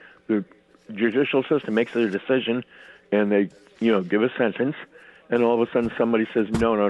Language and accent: English; Hartford, Connecticut, United States; now in Newington, United States; I'm born and raised in Hartford